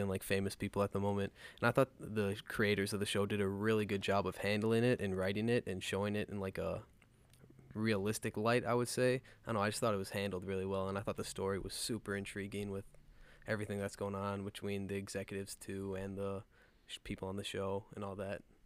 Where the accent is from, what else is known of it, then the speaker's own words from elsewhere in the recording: Minnesota, United States; I've liked growing up in Minnesota